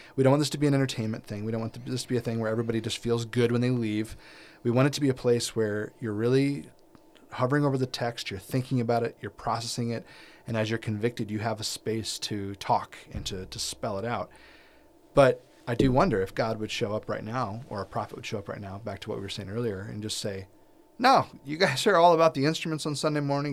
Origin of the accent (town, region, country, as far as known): United States